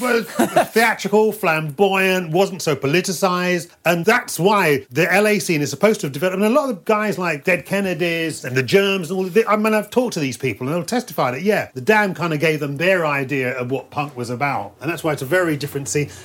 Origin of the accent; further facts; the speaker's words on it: London, United Kingdom; growing up in London, I never wanted to leave this place